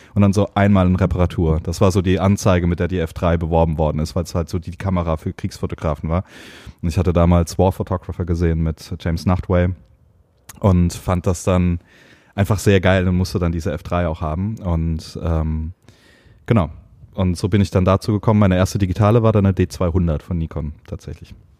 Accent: Heidelberg, Baden-Württemberg, Germany; ich komme aus Heidelberg, aus dem schönen, beschaulichen Heidelberg

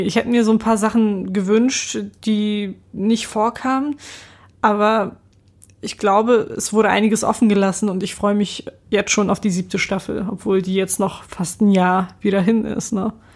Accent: Hamburg, Germany; dass ich aus Hamburg komme

